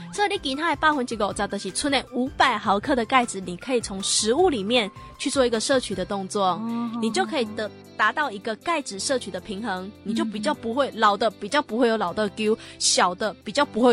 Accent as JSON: {"language": "Chinese", "country": "Taiwan", "said": "所以我们台湾人其实将近百分之八十的人啊，都有分解乳糖的一个障碍。"}